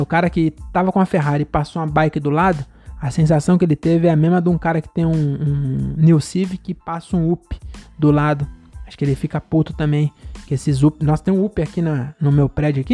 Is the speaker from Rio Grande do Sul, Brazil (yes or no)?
no; Francisco Morato, São Paulo, Brazil; Eu sou de Morato, que é só morro